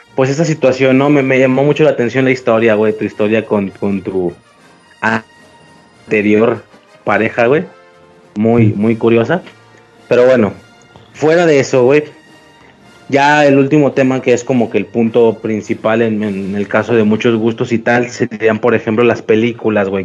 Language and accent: Spanish; Guadalajara, Jalisco, Mexico; soy de Guadalajara